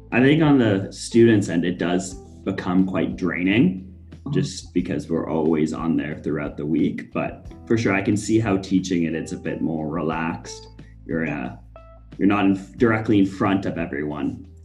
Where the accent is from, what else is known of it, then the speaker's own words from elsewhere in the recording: Halifax, Nova Scotia, Canada; moved away; I'm from Halifax originally